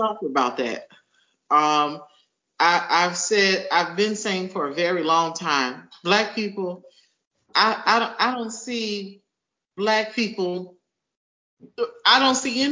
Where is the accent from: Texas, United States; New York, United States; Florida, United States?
Florida, United States; Miami; I'm from Miami